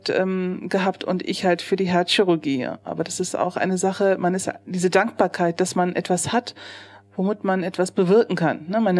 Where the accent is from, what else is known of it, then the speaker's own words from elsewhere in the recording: Neuss, North Rhine-Westphalia, Germany; Ja, ich bin in Neuss geboren, 1976. Mhm. Ich äh, bin hier zur Schule gegangen, bin aufgewachsen und ähm, habe die Grundschule besucht.